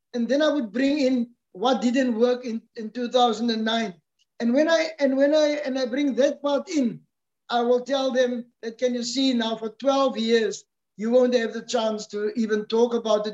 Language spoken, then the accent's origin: English; South Africa; as a South African